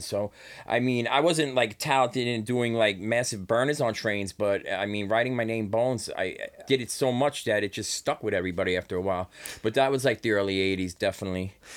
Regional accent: New York City, New York, United States; I come from an area in Brooklyn, um, that my parents moved to Flatbush

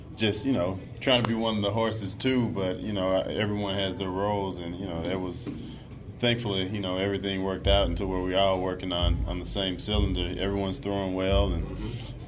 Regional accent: Mississippi, United States; being in the South where I grew up, you know, I'm from Mississippi

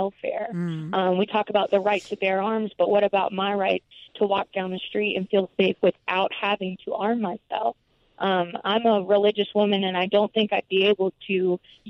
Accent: South Carolina, United States; now in Durham, United States; I'm originally from South Carolina

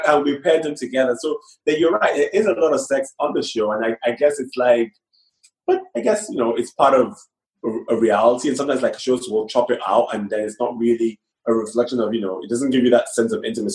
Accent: Nigeria; moved away as an adult; now in London, United Kingdom; I grew up primarily in Nigeria.

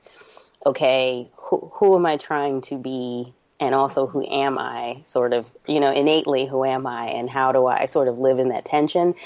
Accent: New Jersey, United States; also born or lived in New York; We moved from New York to New Jersey when I was like in the second grade

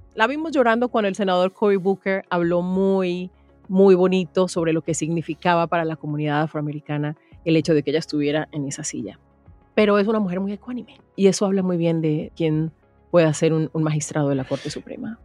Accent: Chocó, Colombia; periodista colombiana, chocuana

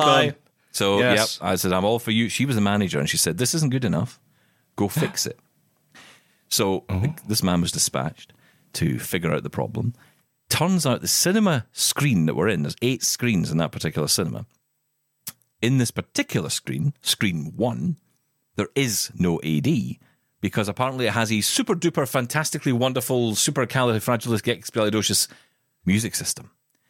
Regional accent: Scotland, United Kingdom; I'm Scottish. And we're just aggressive.

